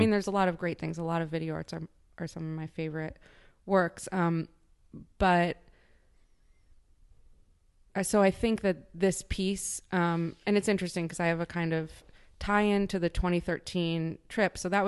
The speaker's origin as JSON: {"language": "English", "region": "Midwest", "country": "United States", "lives_now": "New York, United States", "said": "I've been living in New York for almost 20 years. I'm from the Midwest. I am pretty provincial in terms of my upbringing."}